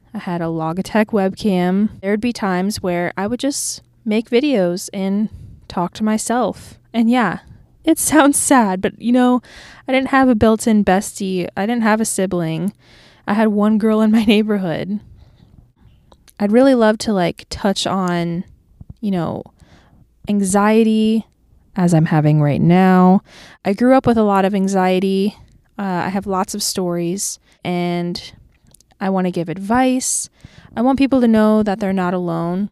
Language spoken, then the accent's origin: English; Clearwater, Florida, United States; moved away as an adult; now in Nashville, United States; I am from Clearwater, Florida, and I moved to Nashville, Tennessee six months ago